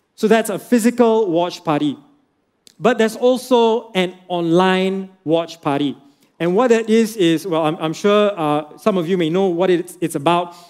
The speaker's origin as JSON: {"language": "English", "region": "Penang", "country": "Malaysia", "said": "I'm from Penang"}